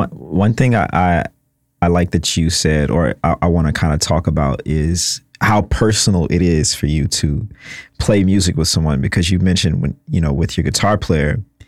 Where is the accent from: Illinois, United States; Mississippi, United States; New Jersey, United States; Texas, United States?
Mississippi, United States; now in New York, United States; I'm from the South, so I'm from Mississippi.